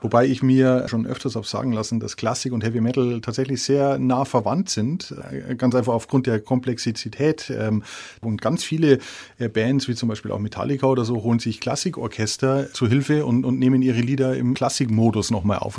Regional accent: Walchensee, south of Munich, Bavaria, Germany; moved away; am Walchensee, meiner alten Heimat äh, südlich von München

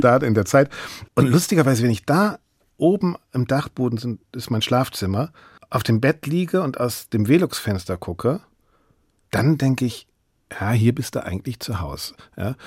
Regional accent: Bremen, Germany; moved away as an adult; also born or lived in Freiburg / Berlin; ich bin Bremer

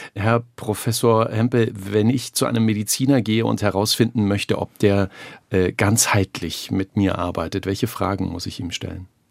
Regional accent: Germany; wir Deutsche

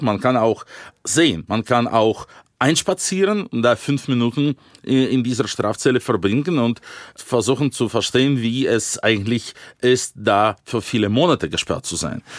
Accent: Yekaterinburg, Sverdlovsk Oblast, Russia; German is a second language; moved away as an adult; also born or lived in Dresden; in meiner Heimatstadt Jekaterinburg

